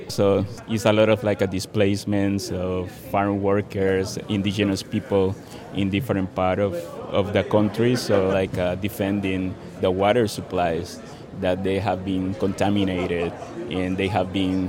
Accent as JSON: {"language": "English", "country": "Nicaragua", "moved": "yes", "lives_now": "Chicago, United States", "said": "I'm from Nicaragua, so Nicaragua is my country"}